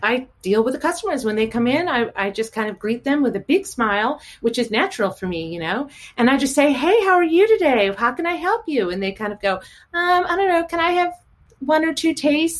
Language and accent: English; St. Louis, Missouri, United States; now in Chevy Chase, United States; St. Louis, Missouri. Yes. Uh huh. Grown and raised there, right by the arch